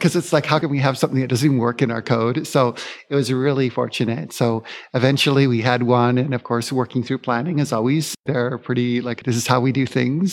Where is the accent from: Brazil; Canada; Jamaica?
Canada; Vancouver, British Columbia; moved away as an adult; now in Phoenix, United States; I've been born and raised in Vancouver